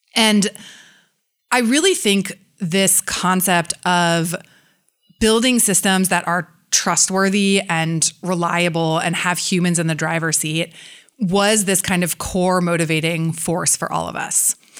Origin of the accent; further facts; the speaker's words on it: San Francisco, California, United States; close friends that I grew up with in San Francisco